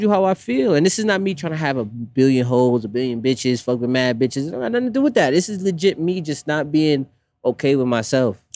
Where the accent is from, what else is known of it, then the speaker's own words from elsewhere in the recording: Jamaica; growing up West Indian, I'm Jamaican